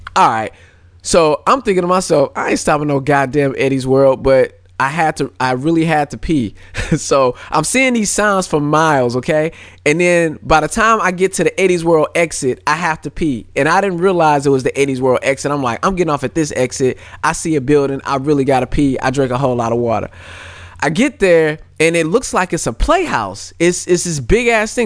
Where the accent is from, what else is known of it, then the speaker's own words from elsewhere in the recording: St. Louis, Missouri, United States; also born or lived in California; I was born in Cali, but I was raised in Saint Louis